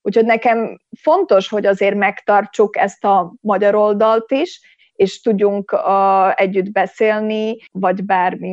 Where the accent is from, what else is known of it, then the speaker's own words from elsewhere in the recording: Komárno, Nitra Region, Slovakia; Komárnóból vagyunk